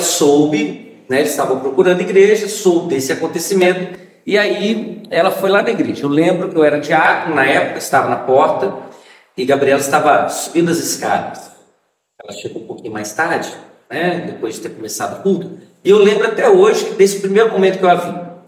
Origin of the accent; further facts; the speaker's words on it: Vitória, Espírito Santo, Brazil; now in São Cristóvão, Brazil; Eu sou capixaba, sou de Vitória